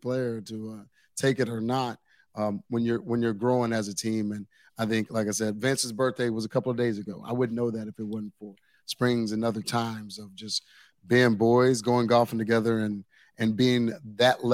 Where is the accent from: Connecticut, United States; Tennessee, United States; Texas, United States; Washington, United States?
Texas, United States; Waco; moved away; I'm from the Waco area